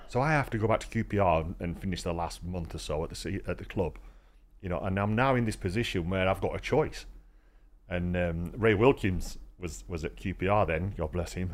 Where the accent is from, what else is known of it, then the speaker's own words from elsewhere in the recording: Rotherham, Yorkshire and the Humber, United Kingdom; I'm from Rotherham